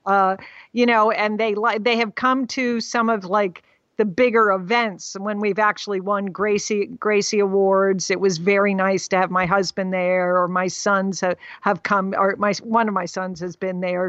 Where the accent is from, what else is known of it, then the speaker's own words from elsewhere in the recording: Connecticut, United States; moved away as an adult; also born or lived in Bangkok, Thailand / Moscow, Russia; I grew, we grew up in Connecticut